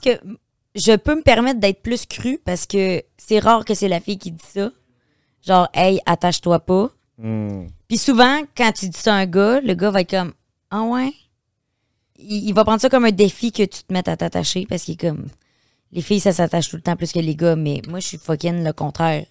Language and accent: French; Beauce, Quebec, Canada; moved away as an adult; je viens de la Beauce